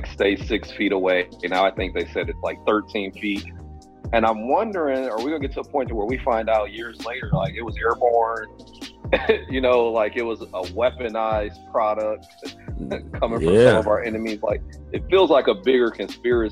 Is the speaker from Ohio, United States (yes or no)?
yes; Cleveland, Ohio, United States; I'm from Cleveland